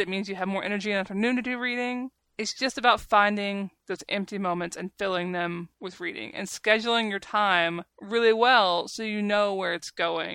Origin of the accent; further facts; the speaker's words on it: the South, United States; accent: southern; my stupid southern accent